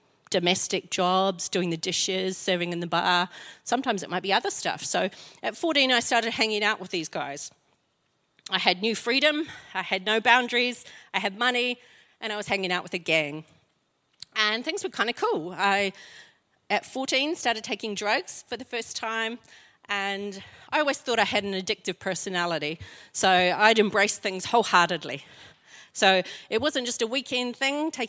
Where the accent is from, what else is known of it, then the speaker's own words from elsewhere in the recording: Invercargill, Southland, New Zealand; now in Christchurch, New Zealand; I'm from Invercargill